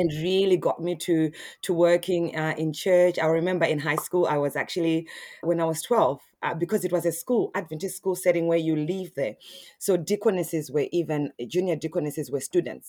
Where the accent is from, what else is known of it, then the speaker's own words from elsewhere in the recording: Harare, Zimbabwe; now in Australia; I'm originally from Zimbabwe. Yeah, in Harare, and, uh, yeah, and I moved in, I moved to Australia in two thousand and six.